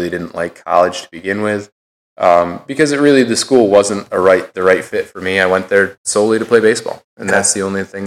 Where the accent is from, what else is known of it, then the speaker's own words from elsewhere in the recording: Fabius, New York, United States; growing up in Fabius, I think our entire school is 300 people